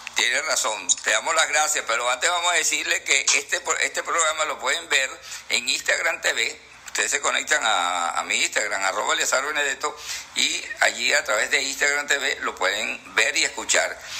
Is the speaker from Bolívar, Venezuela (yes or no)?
yes; Ciudad Bolívar, Bolívar, Venezuela; nací en Ciudad Bolívar